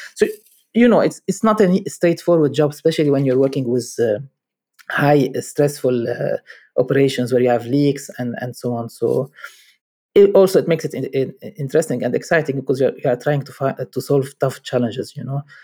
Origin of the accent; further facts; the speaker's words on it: Lebanon; moved away; I'm from Lebanon